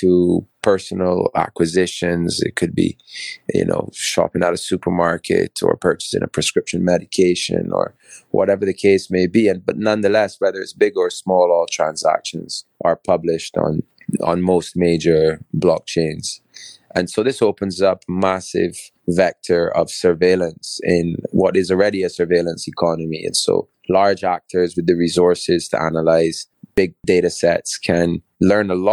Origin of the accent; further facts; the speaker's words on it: Barbados; also born or lived in England / Bristol; So I'm a Barbadian. I was born and raised in Barbados. Actually born in England, but raised in Barbados from 3 months old